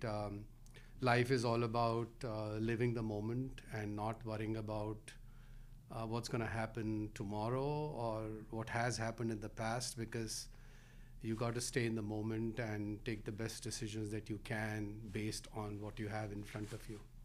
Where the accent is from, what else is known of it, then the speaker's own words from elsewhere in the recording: Delhi, India; now in Rhode Island, United States; I grew up in Delhi, India